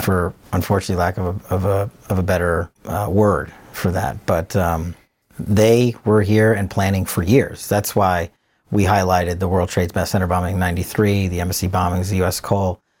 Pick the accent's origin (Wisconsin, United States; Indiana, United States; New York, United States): New York, United States; moved away; also born or lived in Richmond, Virginia; being a New Yorker